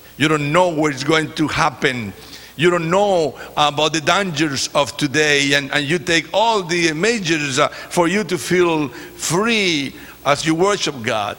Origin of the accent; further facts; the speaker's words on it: Chile; English is a second language; moved away; also born or lived in California / Ecuador; I am from Chile. That's the last country, you know, south. I am from Chile